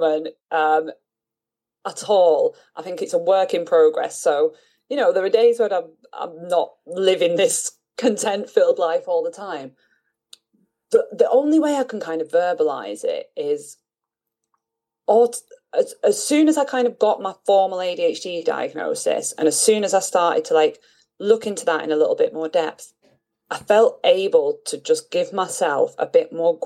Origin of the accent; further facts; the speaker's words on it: Manchester, North West England, United Kingdom; moved away as an adult; also born or lived in Bristol / London / France / Austria; now in Italy; my childhood home in North Manchester, and it's home